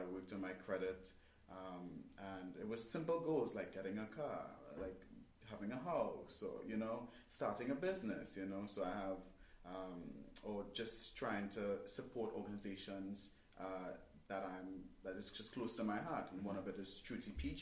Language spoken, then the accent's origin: English; Trinidad & Tobago; moved away as an adult; now in United States; 5 years ago, I came from Trinidad and Tobago to these states originally to get music done